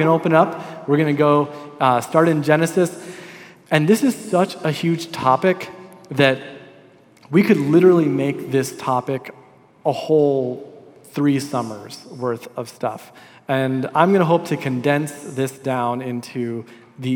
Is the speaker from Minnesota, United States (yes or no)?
yes; Minnesota, United States; also born or lived in Des Moines, Iowa; in my school district, there was a high school called the School of Environmental Studies for juniors and seniors. And so it was nicknamed the Zoo School because it was on campus of the Minnesota Zoo